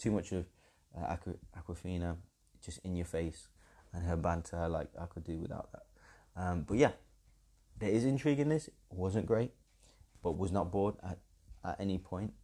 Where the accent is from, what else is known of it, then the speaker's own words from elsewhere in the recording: England, United Kingdom; being English